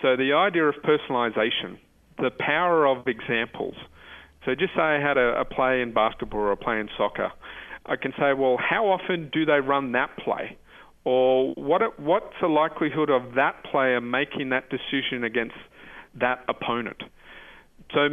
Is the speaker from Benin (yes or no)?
no; Australia; I'm from Australia